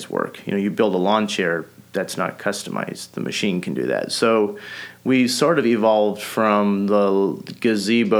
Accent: North Missouri, United States; also born or lived in Holmes County, Ohio; I grew up Amish here in North Missouri. I was born and raised in Holmes County, Ohio, when I was around 6 years old. My family, as in with a lot of families are doing, moved out to the Midwest

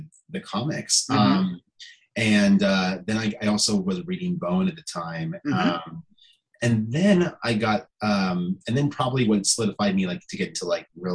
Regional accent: Centennial, Colorado, United States; I grew up outside of Denver, Colorado.

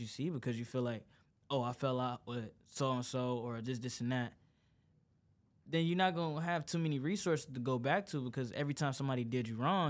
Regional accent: Detroit, Michigan, United States; now in California, United States; I'm from Detroit.

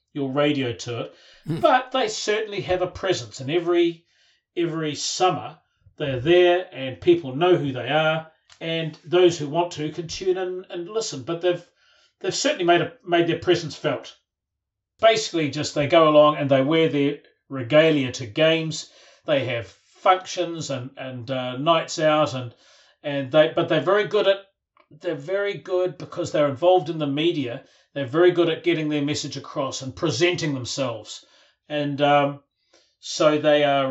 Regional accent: Christchurch, Canterbury, New Zealand; born and bred in Christchurch.

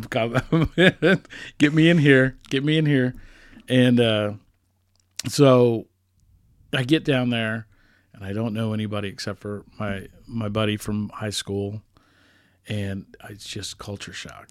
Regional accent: Johnson County, Kansas, United States; also born or lived in Boston / Nashville; I grew up in Johnson County, Kansas

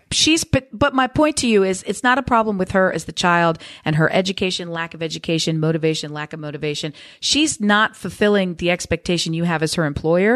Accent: Newark, Delaware, United States; Delaware, born and raised, baby. Newark, D E.

